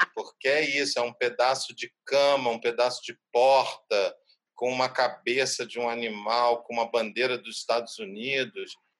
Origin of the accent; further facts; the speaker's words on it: Rio de Janeiro, Brazil; also born or lived in Nova Iguaçu; Eu nasci na Baixada Fluminense, nasci em Nova Iguaçu e fui criado entre Cascadura e Meia